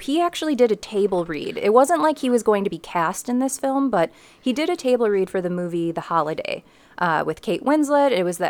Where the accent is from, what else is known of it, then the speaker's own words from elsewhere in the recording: Cleveland, Ohio, United States; growing up in Little Italy, everywhere that I had to go was in within a 15-minute radius.